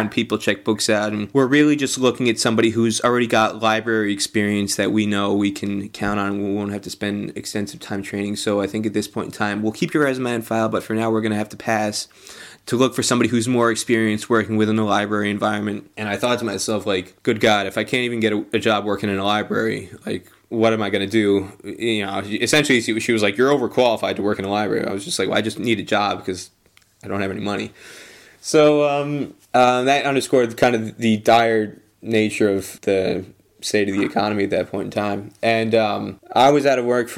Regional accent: United States; also born or lived in Nebraska / Australia / United Kingdom; I went to University of Nebraska, but was born and brought up in New York, New Jersey area

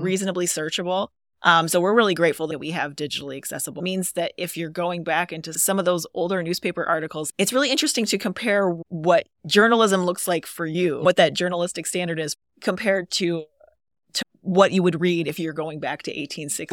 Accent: Lowell, Michigan, United States; moved away as an adult; also born or lived in Boulder, Colorado; I grew up in Lowell

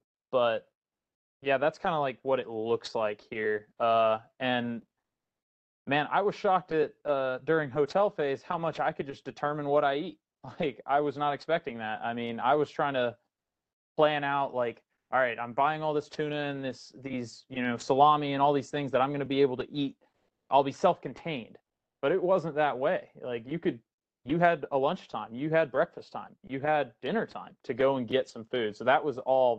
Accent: Okinawa, Japan; I'm from Okinawa, so I got in a couple days early to try and fix my sleep schedule.

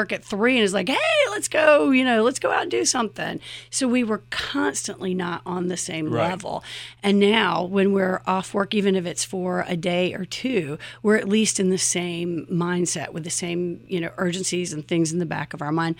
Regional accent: Chapel Hill, North Carolina, United States; We're actually from Chapel Hill. Both of our grandparents had businesses.

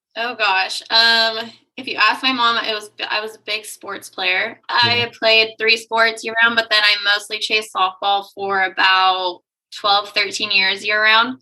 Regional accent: San Luis Obispo, California, United States; moved away as an adult; also born or lived in Atascadero, California / San Francisco, California / Austin, Texas; now in Dallas, United States; I'm actually born and raised in San Luis Obispo

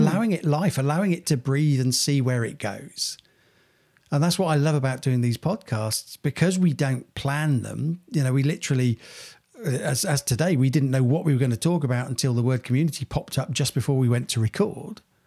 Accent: Cranfield, East of England, United Kingdom; when we were growing up in Cranfield, um, being a, a village

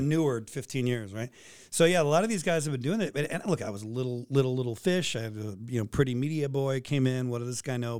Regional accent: San Francisco, California, United States; moved away as an adult; also born or lived in Boise, Idaho / Kalispell, Montana / Juneau, Alaska; now in Anchorage, United States; San Francisco, my, my hometown

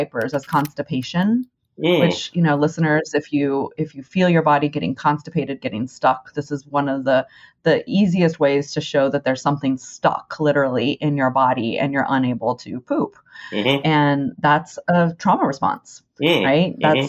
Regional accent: Texas, United States; growing up in Texas

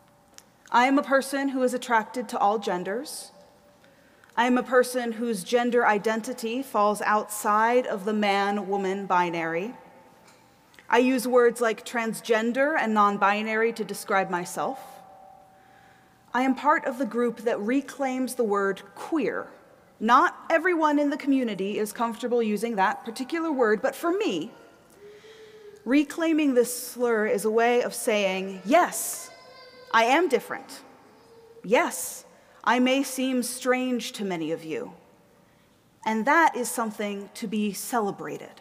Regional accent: the South, United States; moved away as an adult; also born or lived in East Coast; now in Minneapolis, United States; I grew up in the South, so I grew up in a time and a place

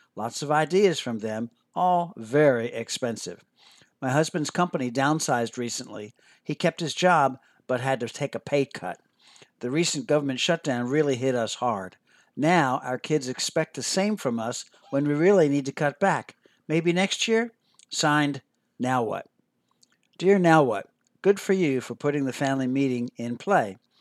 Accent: Philadelphia, Pennsylvania, United States; I grew up near Philadelphia, Pennsylvania

